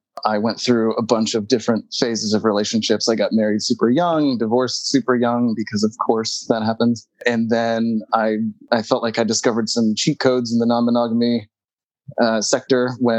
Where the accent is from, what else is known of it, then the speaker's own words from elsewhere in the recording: Los Angeles, California, United States; now in East Coast, United States; I'm from Los Angeles originally.